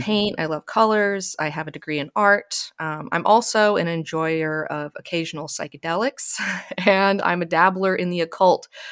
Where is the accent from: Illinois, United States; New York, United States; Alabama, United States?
Alabama, United States; now in Los Angeles, United States; I grew up in Alabama.